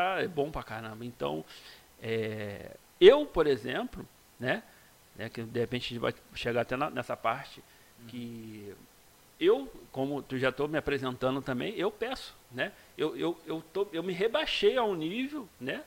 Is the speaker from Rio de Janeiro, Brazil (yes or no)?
yes; Magé, Rio de Janeiro, Brazil; sou de Magé mesmo, né? Nascido e criado